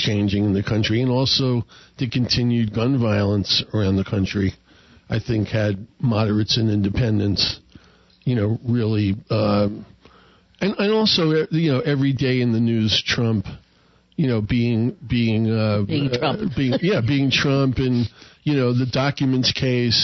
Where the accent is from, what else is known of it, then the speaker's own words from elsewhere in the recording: New Yorker, United States; moved away as an adult; me being a New Yorker that just moved here a couple years ago